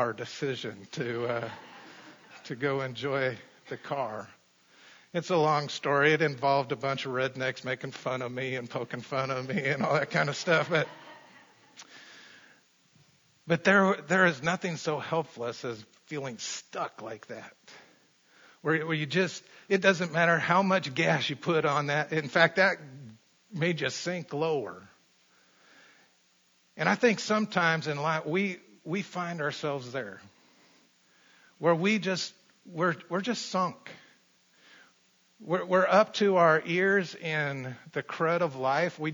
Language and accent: English; Colorado, United States; I grew up in Colorado